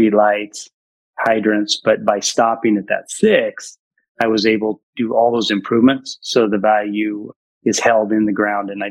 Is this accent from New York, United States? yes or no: no; Ridgefield, Washington, United States; I'm from Ridgefield, Washington